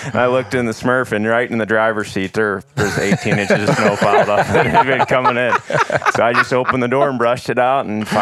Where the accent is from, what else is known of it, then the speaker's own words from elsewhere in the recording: Paris, Missouri, United States; accent: southern; I grew up hunting public land and private land for whitetails and turkey in Northeast Missouri